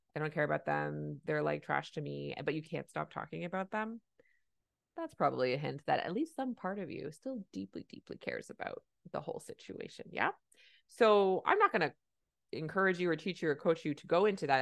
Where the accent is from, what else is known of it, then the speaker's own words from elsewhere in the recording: Canada; I'm a Canadian family physician